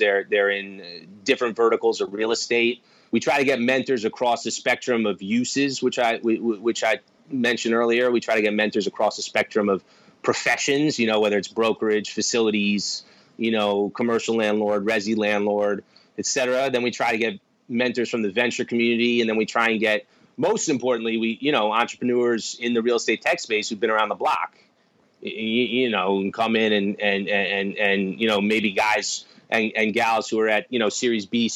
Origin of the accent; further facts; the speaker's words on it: New York, United States; I'm from New York, so I, you know, I grew up in one of the buildings Millennium built